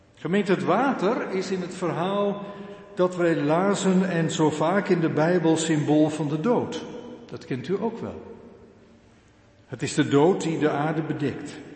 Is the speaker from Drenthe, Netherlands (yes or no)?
no; Urk, Flevoland, Netherlands; Ik kom geboren en getogen van Urk